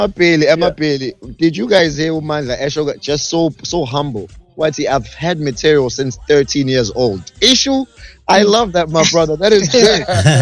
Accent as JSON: {"language": "English", "country": "South Africa", "tie": "born or raised there", "moved": "yes", "lives_now": "United States", "said": "I remember growing up in South Africa"}